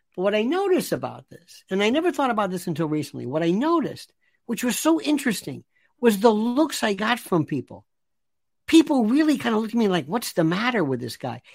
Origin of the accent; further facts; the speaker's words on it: Tampa, Florida, United States; moved away; growing up in Tampa, in Ybor City